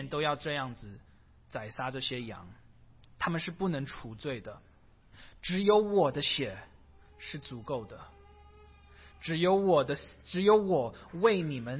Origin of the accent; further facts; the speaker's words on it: China; 逾越节是犹太人一年一次庆祝的，有一点像我们中国人庆祝过年的一样。